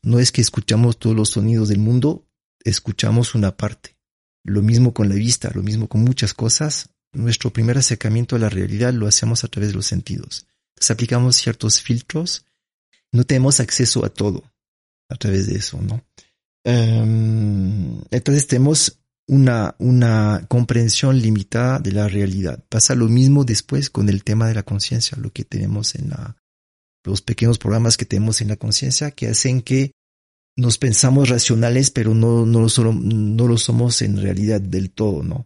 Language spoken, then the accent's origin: Spanish; France; Spanish is a second language; moved away as an adult; now in Ecuador; nací en Francia